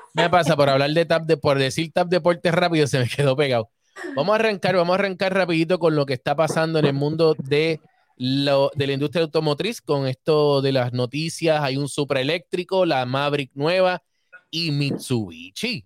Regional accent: Puerto Rico; Yo soy boricua

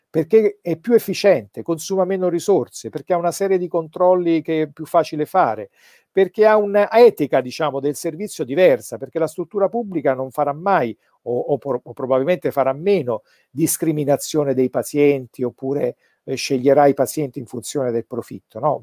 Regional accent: Naples, Campania, Italy; sono napoletano

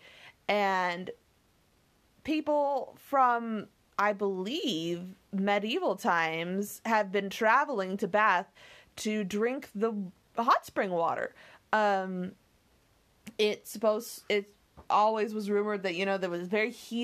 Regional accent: Idaho, United States; growing up in Idaho, there were lots of hot springs

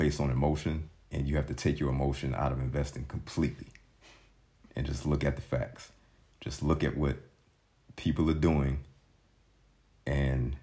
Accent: United States; moved away; I grew up in the States

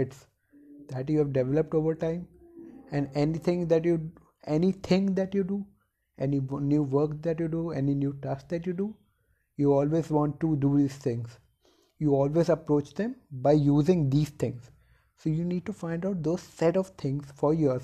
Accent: India; In India, if you and from a middle class family, you have to be highly competitive in order to survive

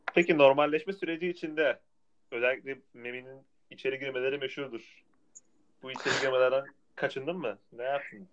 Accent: Tunceli Province, Turkey; Tunceli olduğum için.

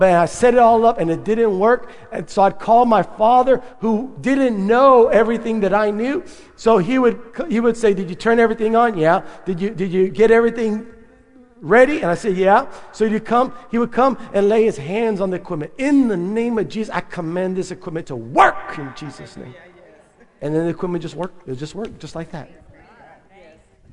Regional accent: San Benito, Texas, United States; we're growing up in North Reagan Street in San Benito

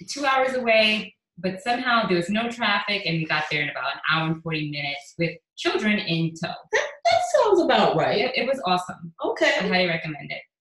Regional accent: St. Lucia; we had to take a plane to Miami and then get a connecting flight to St. Lucia, and I'm from St. Lucia.

